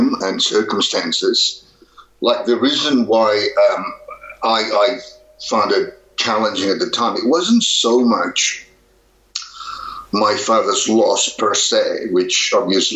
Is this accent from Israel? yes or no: no; Barcelona, Catalonia, Spain; moved away as an adult; now in Australia; I grew up in Barcelona, Spain, which happens to be very topical now